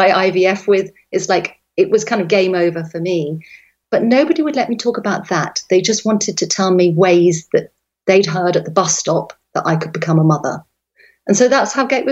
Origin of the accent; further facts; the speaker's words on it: London, England, United Kingdom; moved away as an adult; now in West Cork, Ireland; I'm a Londoner by birth. I grew up in the countryside and then I moved back there as a young woman